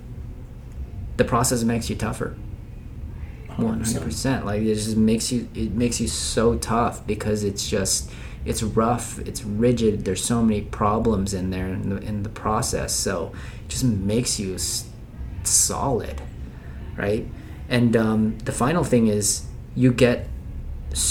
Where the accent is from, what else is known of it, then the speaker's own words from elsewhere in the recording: Philippines; moved away; I'm from Philippines